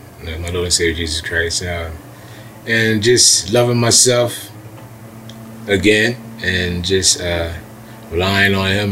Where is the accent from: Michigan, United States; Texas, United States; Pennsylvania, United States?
Pennsylvania, United States; Chester; I was born September 26, 1969. I'm originally from Chester, PA.